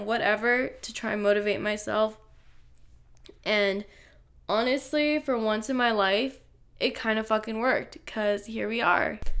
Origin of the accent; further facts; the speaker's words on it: Los Angeles, California, United States; I'm twenty-three years old, and I'm from Los Angeles, California